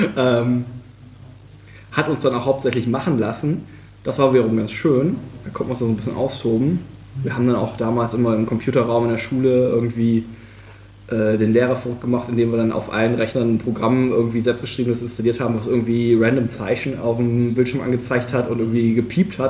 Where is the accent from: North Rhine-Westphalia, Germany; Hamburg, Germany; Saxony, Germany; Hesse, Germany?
North Rhine-Westphalia, Germany; Krefeld; moved away as an adult; now in Kiel, Germany; aufgewachsen bin ich äh, in Krefeld. Das ist in der Nähe von Düsseldorf. Ähm, hab da auch äh, ja, quasi meine Kindheit verbracht